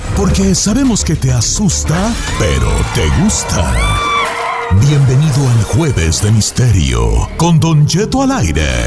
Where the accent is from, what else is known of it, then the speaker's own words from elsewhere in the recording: Morelia, Michoacán, Mexico; moved away; also born or lived in Queréndaro, Michoacán; Pues yo nací en Morelia, pero íbamos a Queréndaro por lo menos una vez a la semana.